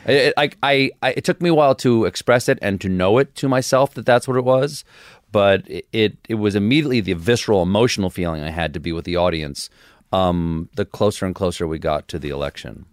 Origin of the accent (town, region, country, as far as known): Charleston, South Carolina, United States; born or raised there; also born or lived in Washington, D.C. / James Island, South Carolina